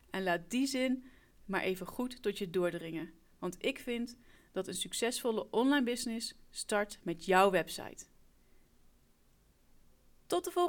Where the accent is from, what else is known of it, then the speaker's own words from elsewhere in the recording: Gelderland, Netherlands; Ik kom oorspronkelijk uit Gelderland, maar ik woon alweer heel wat jaartjes in het Burgondische Brabant.